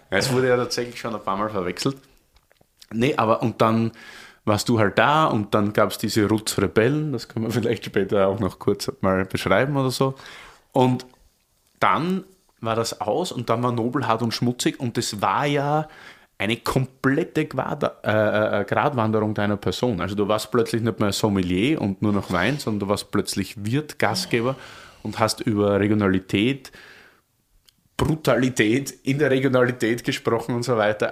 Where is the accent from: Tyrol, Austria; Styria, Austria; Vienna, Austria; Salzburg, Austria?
Styria, Austria; Oberlungitz; now in Berlin, Germany; ich komme eigentlich so vom Land, Oberlungitz, wunderschöner Ort mit heißen 280 Einwohnern und daneben eine kleine Stadt Hartberg. Und ich bin im Wirtshaus aufgewachsen